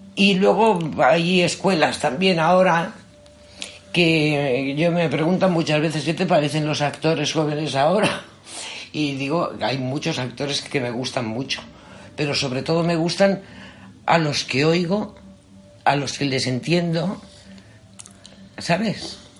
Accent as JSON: {"language": "Spanish", "town": "Madrid", "region": "Community of Madrid", "country": "Spain", "said": "yo soy madrileña, madrileña, pero soy 50% murciana. Mi madre es murciana"}